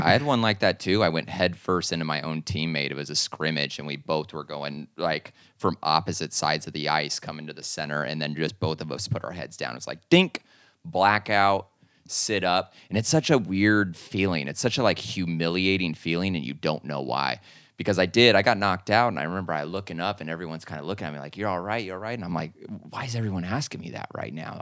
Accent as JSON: {"language": "English", "region": "Arizona", "country": "United States", "tie": "born or raised there", "also_born_or_lived": "Anaheim, California", "said": "I grew up in Anaheim, but then moved to Arizona when I was about ten years old."}